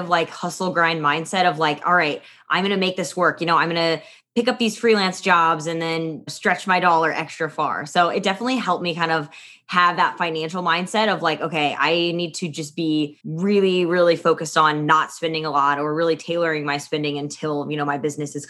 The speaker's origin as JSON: {"language": "English", "region": "Midwest", "country": "United States", "tie": "born or raised there", "also_born_or_lived": "London", "moved": "as an adult", "lives_now": "New York City, United States", "said": "I grew up in the Midwest on a farm"}